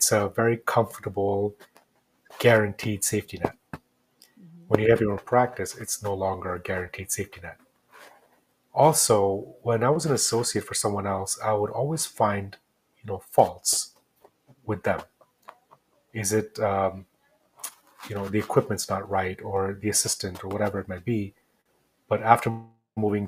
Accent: New Jersey, United States; moved away as an adult; now in New Mexico, United States; I grew up in New Jersey.

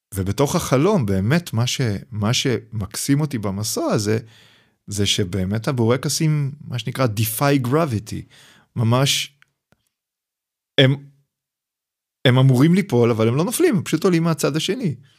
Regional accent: Hadera, Haifa District, Israel; now in Mitzpe Ramon, Israel; חדרה זה המקום שבו גדלתי, אני נולדתי בשנות ה-70

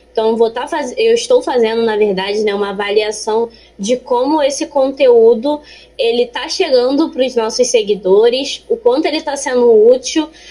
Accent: Rio de Janeiro, Brazil; tenho 24 anos, sou carioca, estou terminando aqui minha faculdade de Ciências Biológicas na UERJ, Maracanã

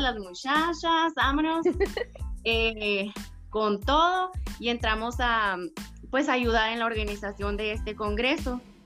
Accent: Sonora, Mexico; moved away as an adult; also born or lived in Guadalajara; soy ingeniera en ciencias ambientales con maestría en proyectos y edificaciones sustentables. Soy de Sonora

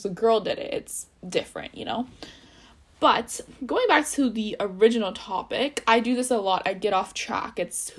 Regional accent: India; And especially I'm Indian, being Indian, it's really hard, because your parents don't want you with the bad guy.

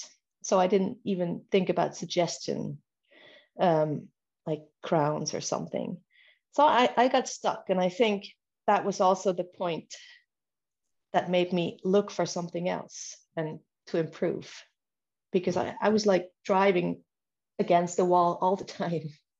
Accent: Switzerland; I'm from Switzerland, and I have a dental office about 20 kilometers outside of our capital, outside of Bern

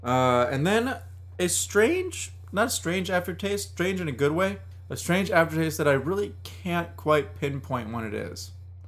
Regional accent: Minnesota, United States; Yep, my home state.

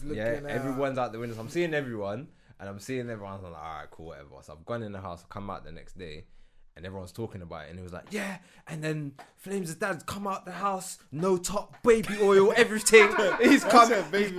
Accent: London, United Kingdom; also born or lived in Norfolk; when I was in Norfolk, I was only black youth in my school. So when I came into Grove

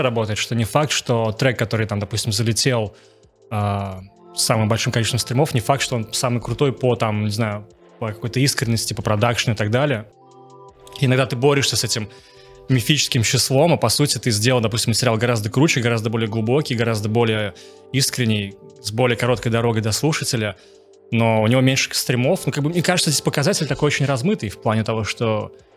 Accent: Naberezhnye Chelny, Tatarstan, Russia; moved away; в Челны, в свой город, откуда я родом

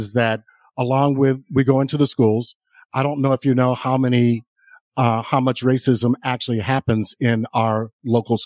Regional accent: North Las Vegas, Nevada, United States; I grew up here and I grew up in North Las Vegas when Blacks were not supposed to be in North Las Vegas

